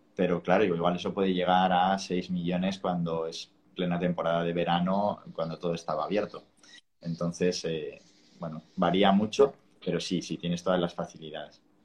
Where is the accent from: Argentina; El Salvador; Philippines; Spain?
Spain; now in Bali, Indonesia; el inglés mal hablado que hablamos igual en España